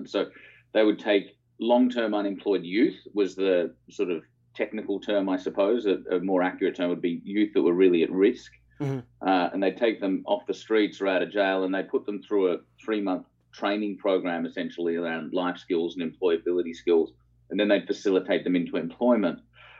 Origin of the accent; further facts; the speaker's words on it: Melbourne, Victoria, Australia; Yeah, Melbourne, yeah.